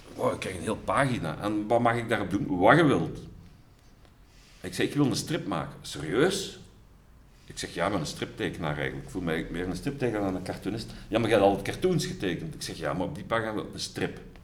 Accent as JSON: {"language": "Dutch", "town": "Sint-Truiden", "region": "Flanders", "country": "Belgium", "tie": "born or raised there", "said": "ik ben geboren in Sint-Truiden in 1968."}